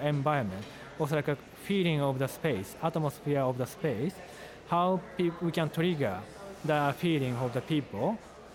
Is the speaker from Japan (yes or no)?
yes; Japan; now in Beijing, China; from Japan